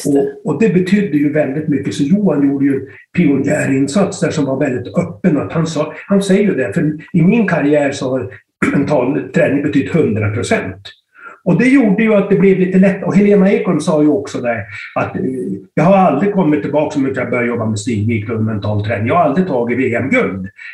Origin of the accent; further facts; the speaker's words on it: Styrnäset, opposite Kramfors airport, Västernorrland County, Sweden; Jag är uppväxt i Styrnäsen, i Djuped rättare sagt, mitt emot Kramfors flygplats.